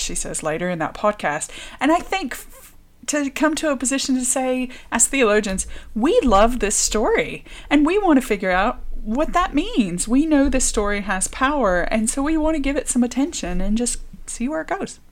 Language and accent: English; the American South, United States; moved away as an adult; also born or lived in Richmond, Virginia; now in Dorset, United Kingdom; I would say I'm from Richmond, um, but I grew up in the American South